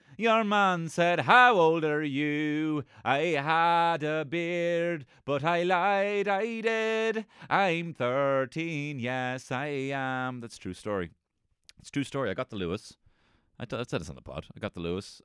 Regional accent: Ireland

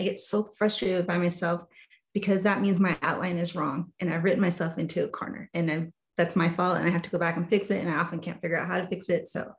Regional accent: New York, United States; also born or lived in New Jersey, United States; And I was actually born back east, so I was born in New Jersey. We lived in New York, so I feel like I still have that New York girl in me.

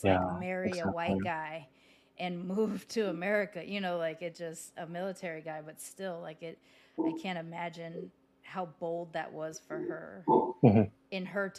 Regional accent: Southern California, United States; because I grew up in Southern California, which has a very large Mexican population. My stepmother was Mexican

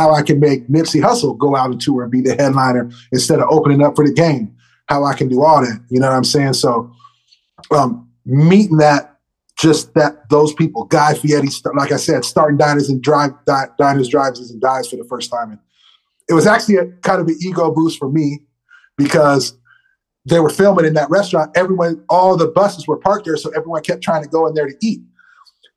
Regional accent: Humboldt County, California, United States; I'm from Humboldt

